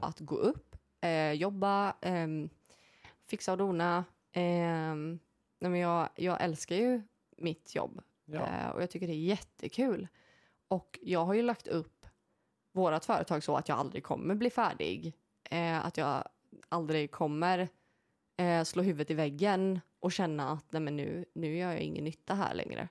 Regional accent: Sweden; vi svenskar

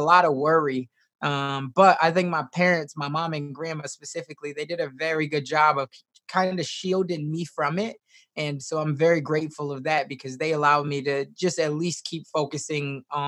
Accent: Chicago, Illinois, United States; now in Omaha, United States; I was raised originally in Chicago, Southside. So I grew up with a single mom

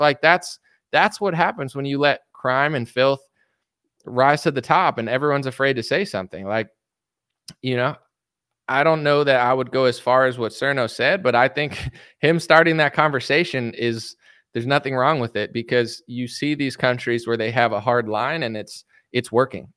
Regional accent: United States; I'm a degenerate American

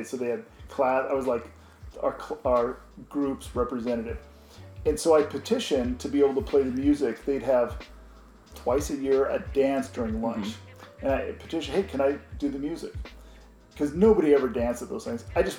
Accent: Oregon, United States; In Oregon.

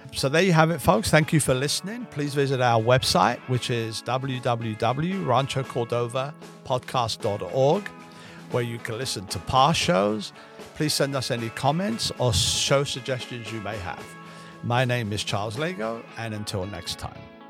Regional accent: England, United Kingdom; now in United States; I grew up in England

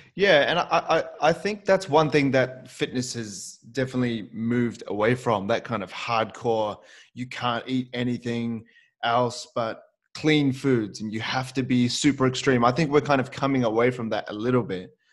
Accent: New Zealand; moved away; also born or lived in Auckland; I moved away from my family in New Zealand and I lived on my own.

